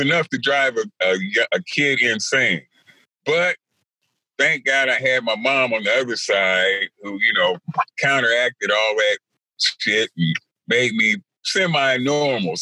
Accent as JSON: {"language": "English", "town": "Compton", "region": "California", "country": "United States", "tie": "born or raised there", "said": "I grew up in Compton, California"}